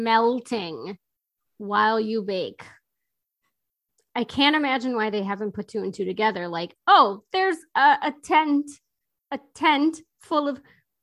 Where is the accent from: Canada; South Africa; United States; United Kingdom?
United States; obviously I'm American